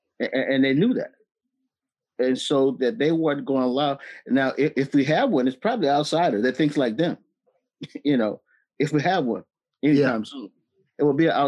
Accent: the South, United States; we're from the South.

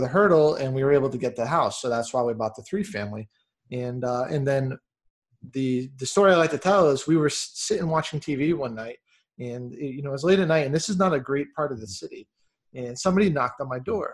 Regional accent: Massachusetts, United States; now in Texas, United States; I'm from Massachusetts originally. I live here in Texas now

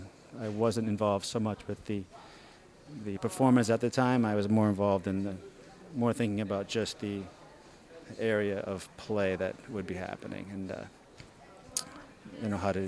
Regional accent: Massachusetts, United States; moved away as an adult; now in Brooklyn, United States; Originally, I'm from Massachusetts. Yeah, and I've been in New York about 12, 13 years now.

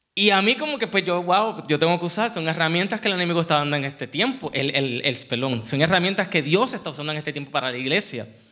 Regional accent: Puerto Rico; moved away as an adult; also born or lived in Memphis, Tennessee; now in United States; para mí como puertorriqueño, toda mi vida, yo me iba a la playa

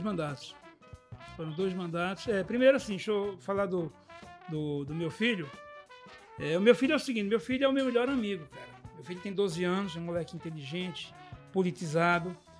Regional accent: Brazil; sou brasileiro

